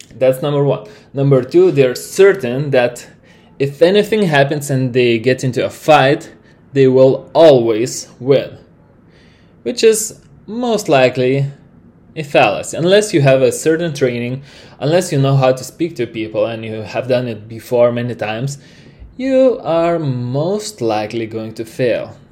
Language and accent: English; Lithuania; first language Lithuanian; English is a second language; I am from Lithuania